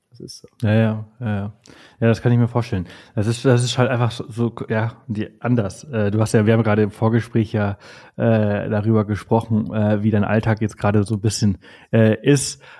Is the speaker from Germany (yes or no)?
no; Balearic Islands, Spain; born there; moved away; bin zwar hier geboren auf Mallorca in Spanien, aber ich habe mein Leben, {S0} ja, also die letzten {S1} 20 Jahre woanders gelebt und jetzt komme ich zurück